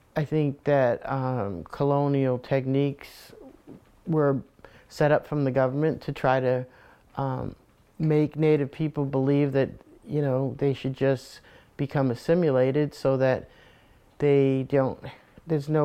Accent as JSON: {"language": "English", "town": "Warwick", "region": "Rhode Island", "country": "United States", "tie": "born or raised there", "said": "growing up in Warwick"}